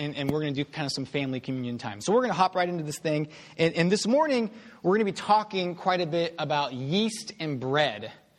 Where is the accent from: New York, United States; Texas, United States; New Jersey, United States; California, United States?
Texas, United States; Houston; So I grew up in Houston.